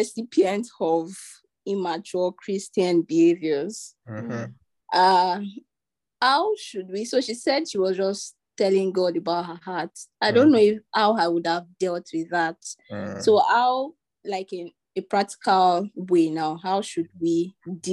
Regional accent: Nigeria; being a Nigerian

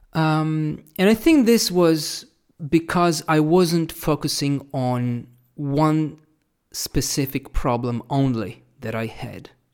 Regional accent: Italy; first language Italian; English is a second language; also born or lived in Australia / New Zealand; my Italian was here

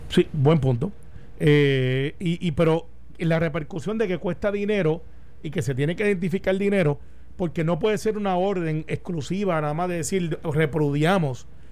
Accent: Puerto Rico; ves a los puertorriqueños, ves los luchadores que somos

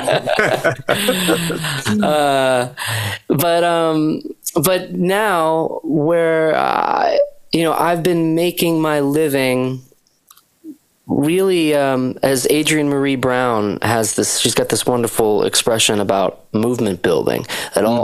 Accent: Shelburne Falls, Massachusetts, United States; I grew up in Western Massachusetts, rural uh, area of Western Mass

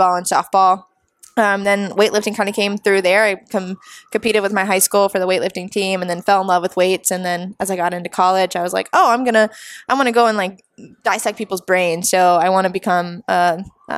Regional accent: Florida, United States; also born or lived in New Jersey; moved down here when I was 5. So I guess you can say I'm from Florida

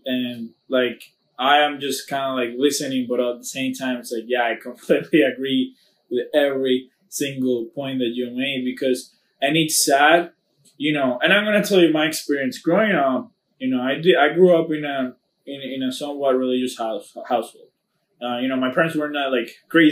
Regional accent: Dominican Republic; in my culture growing up in Dominican Republic

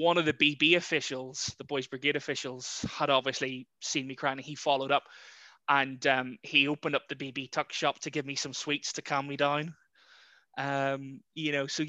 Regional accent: Larne, Northern Ireland, United Kingdom; moved away as an adult; also born or lived in Carrickfergus / Guernsey; now in Ringwood, United Kingdom; I'm originally from Larne/Carrickfergus. Spent my childhood between the two towns, really, and lived there till just over 5 years ago.

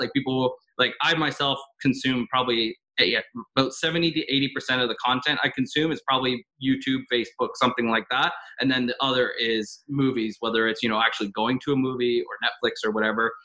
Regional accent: Cambridge, Ontario, Canada; growing up in Cambridge

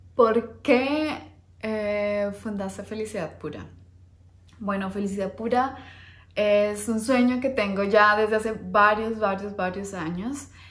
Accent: Bogotá, Colombia; moved away; Yo vengo de Bogotá, Colombia

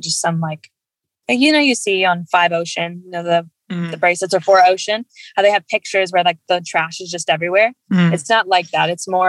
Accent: Midwest, United States; I grew up in the Midwest, no ocean around me.

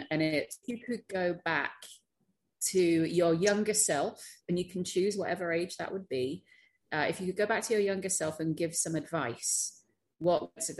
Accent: United Kingdom; accent: British; moved away; So I as my accent might belie, I'm British. I went through the state school system in the UK.

